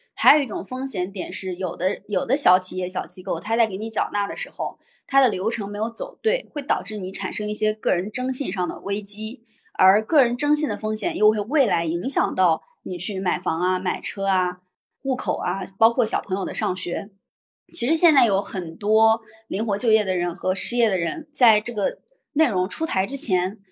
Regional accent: Henan, China; now in Shanghai, China; 我的老家在河南，我现在的工作所在地在上海

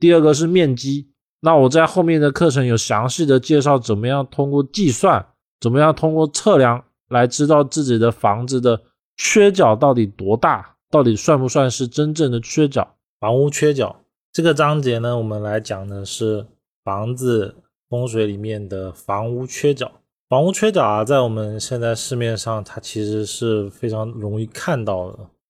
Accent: China; 因为我们中国人认为房子一定要讲究的是圆满，不可以缺漏。

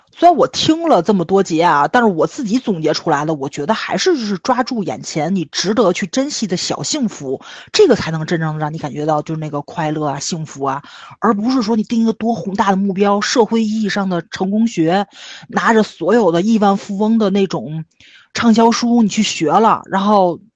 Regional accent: Tianjin, China; 就是对于我们天津人来说，买房住在父母身边儿，比你去投资挣钱这个事儿要重要的多

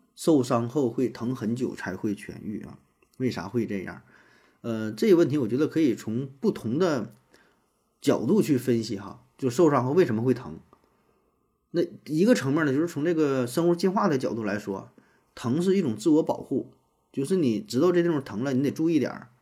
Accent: Northeast China, China; 像咱们东北什么什么

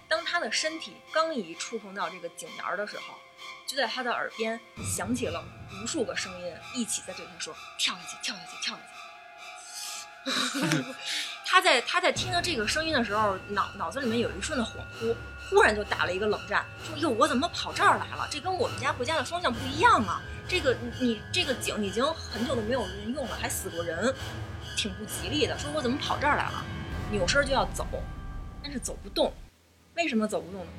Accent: Beijing, China; 我其实是就是土生土长的石景山人，我从小在石景山出生，长大上学

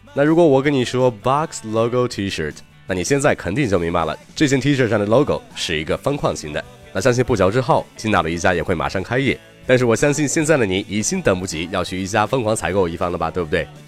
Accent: Qingdao, Shandong, China; 作为一个青岛人

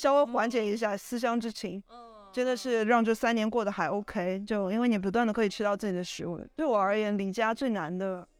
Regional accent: Shanghai, China; now in Barcelona, Spain; 万幸是巴塞罗那新开了一家小笼包店，而且是我上海人 Uniqlo。

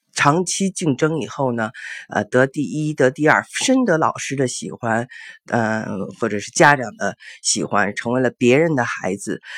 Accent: China; now in United States; 因为我们中国人呢，会对一个学霸有非常高的期望值

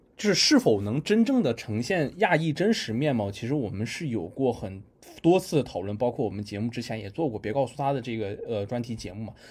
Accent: China

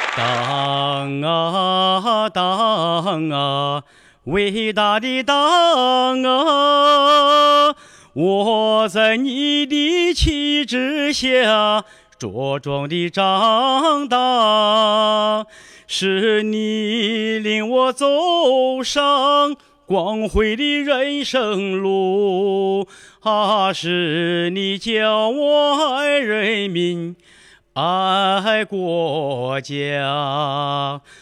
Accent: Linyi, Shandong, China; moved away; 我是山东临沂的

